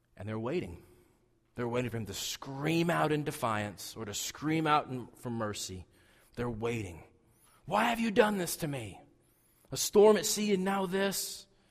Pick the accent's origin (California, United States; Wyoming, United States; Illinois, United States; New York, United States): Wyoming, United States; southeastern; I grew up in Wyoming